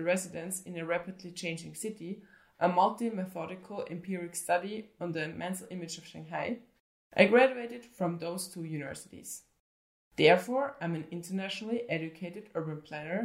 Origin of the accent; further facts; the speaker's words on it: Vienna, Austria; I was born in 1991 in Vienna and grew up in Vienna's suburbs